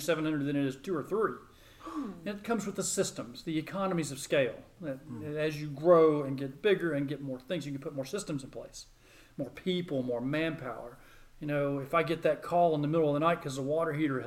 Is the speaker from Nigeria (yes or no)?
no; Murfreesboro, Tennessee, United States; when I was growing up, Murfreesboro wasn't really a suburb of Nashville